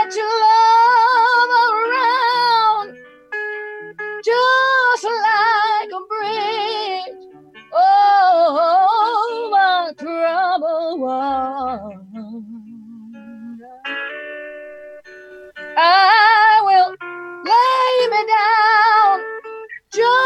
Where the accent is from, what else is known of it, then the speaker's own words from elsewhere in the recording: Laredo, Texas, United States; growing up in the 70s, a big lesbian in Laredo, Texas